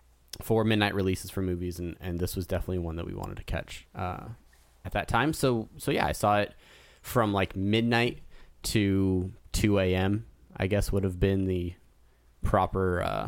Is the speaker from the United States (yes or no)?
yes; California, United States; So I grew up in Southern California.